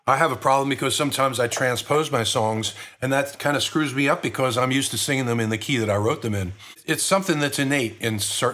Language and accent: English; Pennsylvania, United States; Yeah, outside of that, in Chester County and Montgomery County, Pennsylvania.